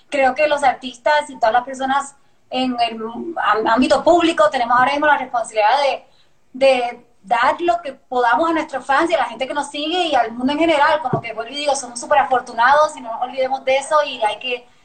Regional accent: Puerto Rico; accent: Puerto Rican; No, pues mi familia me pelea de que ya, no tengo acento puertorriqueño.

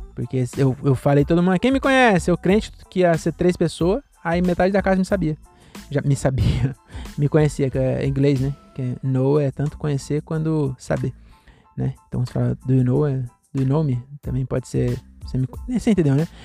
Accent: Cajamar, São Paulo, Brazil; eu sou aqui de Cajamar mesmo

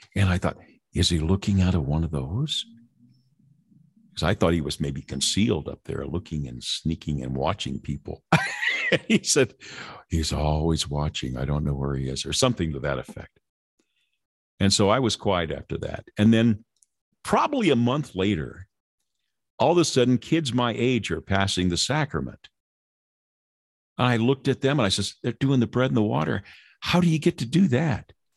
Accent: Lynwood, California, United States; born or raised there

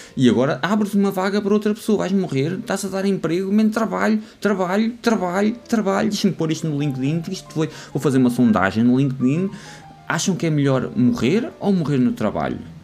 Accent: Lousã, Centro, Portugal; eu sou da Lausanne

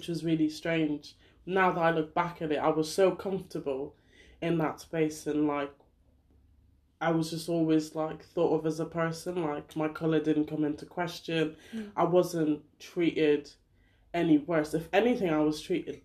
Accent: Ireland; now in United Kingdom; I grew up in Ireland

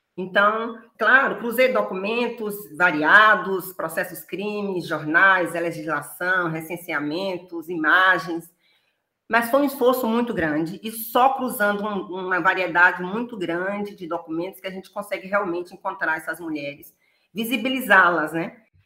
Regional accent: Feira de Santana, Bahia, Brazil; eu sou natural de Feira de Santana, Bahia, é a cidade onde eu fui criada

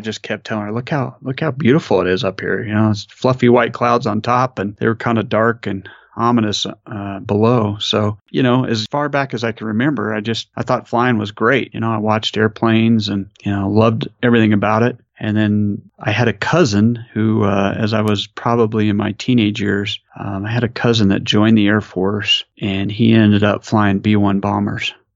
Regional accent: New Mexico, United States; I'm from New Mexico.

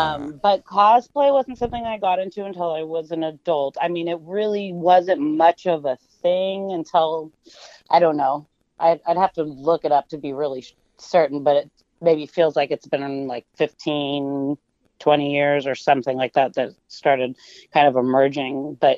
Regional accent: Walnut Creek, California, United States; I was born in Walnut Creek, which is here in the East Bay area, which is the East Bay in particular is where I've lived most of my life.

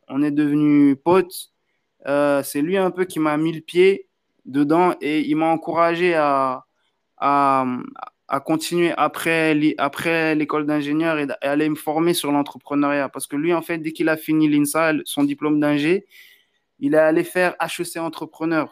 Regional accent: Benin; now in Paris, France; je suis du Bénin

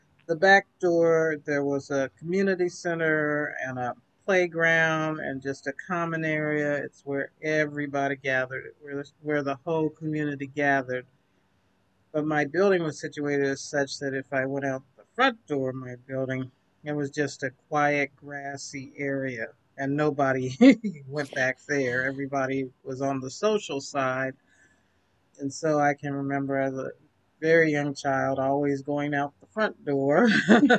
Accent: Kansas City, United States; So I was born right here in Kansas City. So I've lived my entire 59 years here

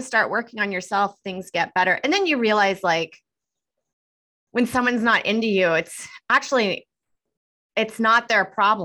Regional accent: Houston, Texas, United States; moved away as an adult; now in New York City, United States; I'm actually from Houston, Texas, and I started there and moved up here 12 years ago

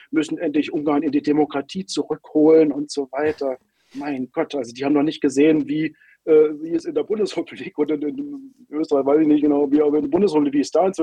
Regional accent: Berlin, Germany; now in Hungary; Allein in meiner Heimatstadt Berlin letztes Jahr

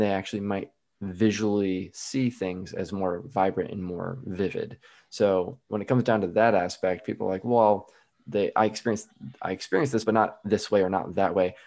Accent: Midwest, United States; I'm from the Midwest

